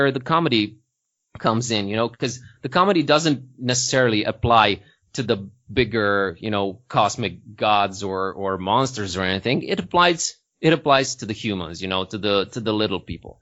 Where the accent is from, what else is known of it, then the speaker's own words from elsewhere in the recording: Târgu Mureș, Mureș County, Romania; now in Sighișoara, Romania; Târgu Mureș, from my hometown